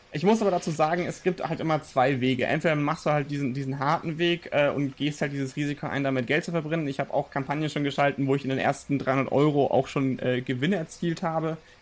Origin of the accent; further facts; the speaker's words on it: Nuremberg, Bavaria, Germany; ich komme aus Nürnberg